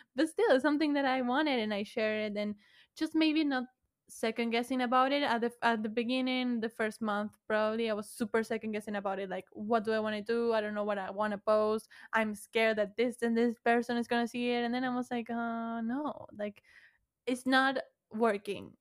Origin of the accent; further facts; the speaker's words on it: Buenos Aires, Argentina; first language Spanish; English is a second language; I was from Buenos Aires, Argentina